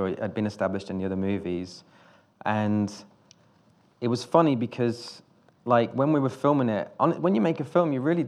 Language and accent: English; Nuneaton, West Midlands, United Kingdom; also born or lived in Wales; I'm from Nuneaton, this town in the Midlands